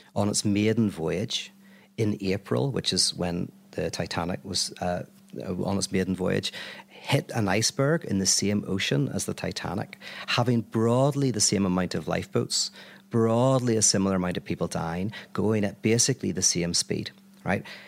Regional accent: Belfast, Northern Ireland, United Kingdom; I'm from Belfast

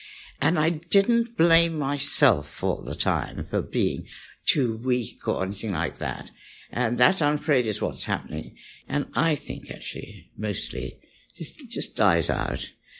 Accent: Pakistan; born there; also born or lived in India; And I was born in Pakistan and lived in India.

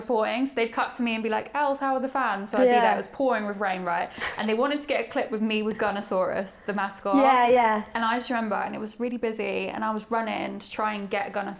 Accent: Norwich, East of England, United Kingdom; I'm from Norwich

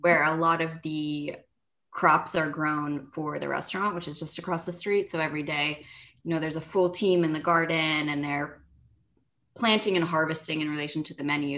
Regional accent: Los Angeles, California, United States; also born or lived in Berkeley; growing up in Los Angeles

